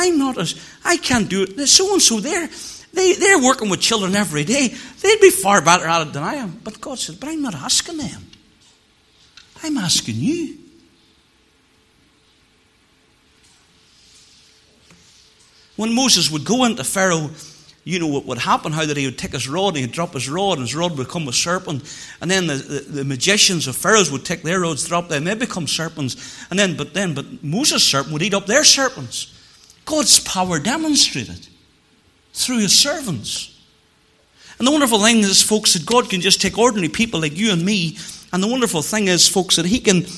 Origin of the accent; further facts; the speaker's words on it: Moneymore, Northern Ireland, United Kingdom; Whenever I was a cub growing up in Moneymoor, we lived in the Northland, beside where John Boyce had the filling station, and that's where my parents still live to this day